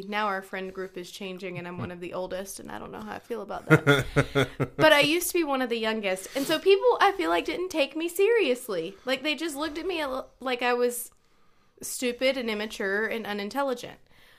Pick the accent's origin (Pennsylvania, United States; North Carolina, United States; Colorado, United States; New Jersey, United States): North Carolina, United States; my dad lived in Maryland, mm-hmm. but I grew up in North Carolina.